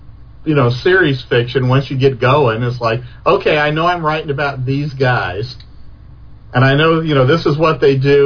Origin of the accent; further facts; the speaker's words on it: Columbus, Ohio, United States; I grew up in Columbus, Ohio